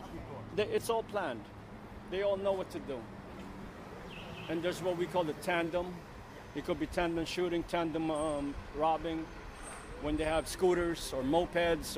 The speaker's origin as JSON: {"language": "English", "town": "New York City", "region": "New York", "country": "United States", "tie": "born or raised there", "said": "I'm Filipino-American. I literally grew up here."}